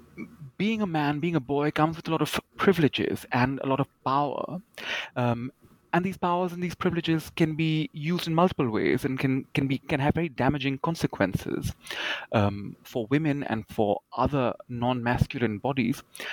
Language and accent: English; India; So I guess growing up in India as a young person, particularly as a queer young person, the question of what was expected of me, how I'm supposed to behave, supposed to act as a man, has always been something that I have sort of grown up